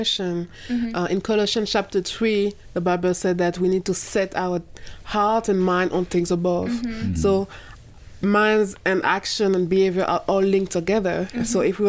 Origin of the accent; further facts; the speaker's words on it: Martinique; English is a second language; I'm from Martinique in the Caribbean.